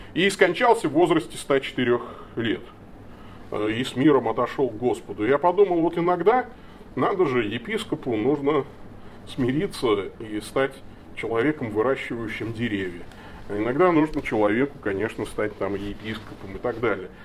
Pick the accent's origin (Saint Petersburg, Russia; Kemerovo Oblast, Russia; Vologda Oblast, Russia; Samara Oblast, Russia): Samara Oblast, Russia; Tolyatti; moved away; я родом из Тольятти